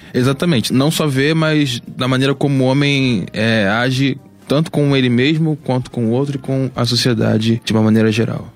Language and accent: Portuguese; Baixada Fluminense, Rio de Janeiro, Brazil; sou da Baixada Fluminense